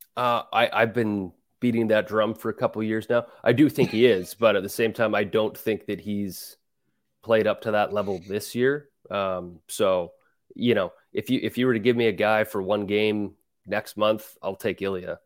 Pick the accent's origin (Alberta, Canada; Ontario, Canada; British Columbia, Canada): Alberta, Canada; Calgary; now in New York, United States; growing up in Calgary, I, I love going to Flames games